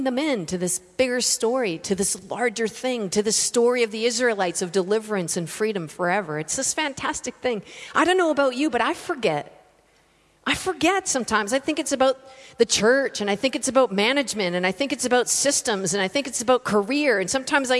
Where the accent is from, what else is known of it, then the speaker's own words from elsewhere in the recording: Canada; moved away as an adult; now in Australia; I'm from Canada. I'm living in Australia currently